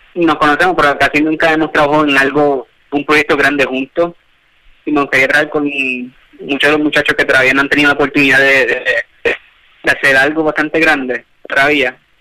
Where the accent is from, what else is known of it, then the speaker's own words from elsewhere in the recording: Puerto Rico; nuestra propia isla en Puerto Rico